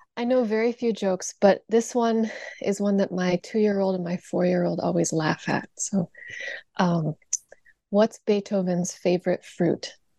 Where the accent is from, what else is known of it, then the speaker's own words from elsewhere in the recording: Indiana, United States; I grew up in Indiana